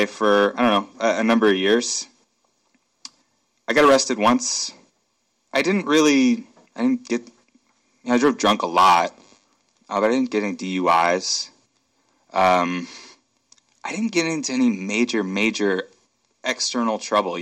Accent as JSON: {"language": "English", "town": "Akron", "region": "Ohio", "country": "United States", "tie": "born or raised there", "moved": "yes", "lives_now": "Seattle, United States", "said": "I'm from Akron, Ohio. It's where I was born and raised in the suburbs there"}